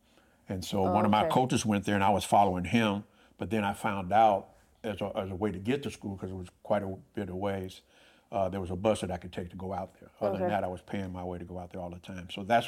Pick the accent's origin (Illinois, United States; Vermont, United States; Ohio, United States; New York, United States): Illinois, United States; Chicago; moved away; I was raised in Chicago, on the west side of Chicago.